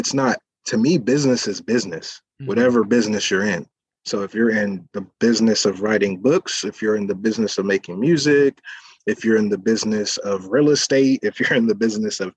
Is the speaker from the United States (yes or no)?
yes; San Diego, California, United States; I'm from San Diego, born and raised